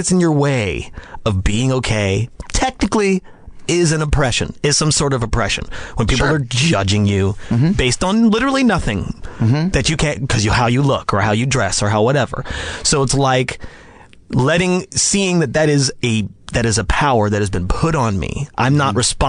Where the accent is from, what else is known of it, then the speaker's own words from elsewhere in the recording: Las Vegas, Nevada, United States; I grew up in Las Vegas, Nevada.